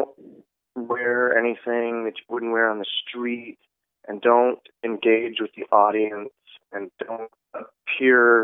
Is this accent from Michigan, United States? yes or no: yes; Detroit, Michigan, United States; moved away; also born or lived in Lansing, Michigan / North Carolina / New York City; I grew up in Detroit